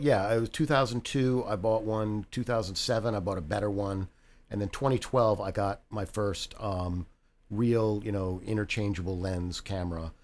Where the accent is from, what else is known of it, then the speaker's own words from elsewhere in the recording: Reston, Virginia, United States; I'm, I'm from Reston originally, so I moved back to Reston.